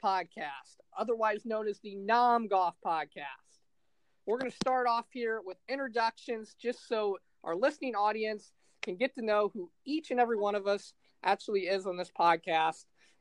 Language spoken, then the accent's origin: English; Fort Wayne, Indiana, United States; I'm from Fort Wayne, Indiana